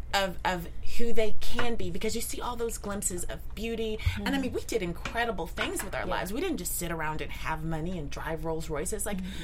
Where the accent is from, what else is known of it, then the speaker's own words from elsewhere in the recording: Midwest, United States; I'm also from the Midwest.